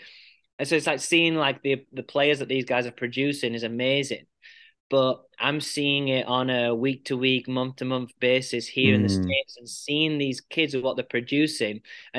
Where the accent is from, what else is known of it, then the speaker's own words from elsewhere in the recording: England, United Kingdom; And I'm very passionate, despite being an Englishman, I'm very, very passionate about USA squash and Team USA.